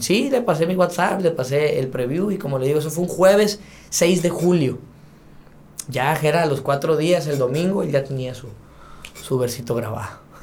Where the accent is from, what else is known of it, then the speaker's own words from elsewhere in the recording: Sonora, Mexico; soy de Sonora y sangre de ella aquí tengo